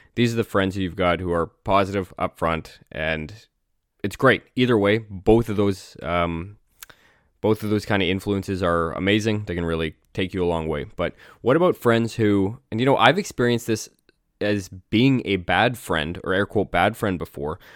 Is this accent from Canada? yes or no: yes; Canada; I'm Canadian